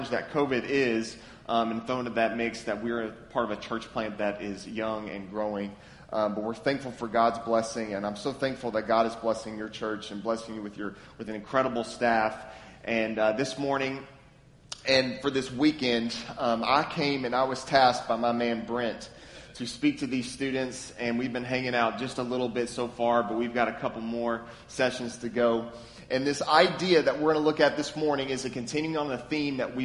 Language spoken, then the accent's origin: English; Lexington, Kentucky, United States; now in Memphis, United States; I'm from Lexington, Kentucky, born and raised.